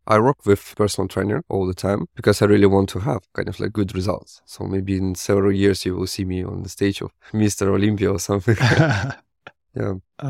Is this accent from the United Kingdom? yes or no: no; Russia; Yeah, I'm originally from Russia. So I was born in a really small place on the west of Russia. This was kind of like a really small town, maybe like 3,000 or like 5,000 people.